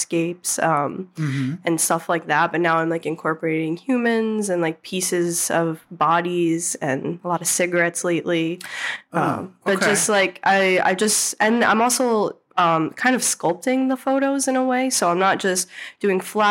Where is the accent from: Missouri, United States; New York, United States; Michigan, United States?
New York, United States; Albany; also born or lived in New Hampshire; I was back in Albany. I moved home from New Hampshire